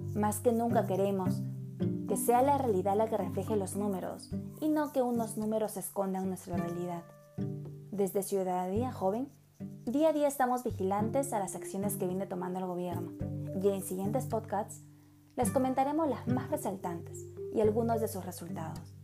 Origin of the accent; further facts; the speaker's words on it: Peru; siendo peruanos